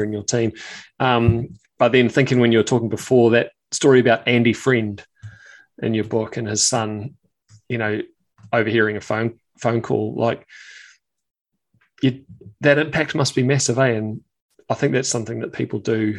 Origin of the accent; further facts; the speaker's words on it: New Zealand; being a Kiwi